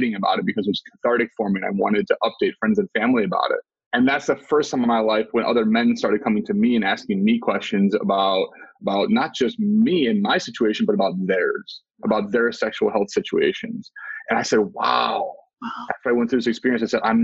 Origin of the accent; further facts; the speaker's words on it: Midwest, United States; I grew up in the Midwest in a Christian household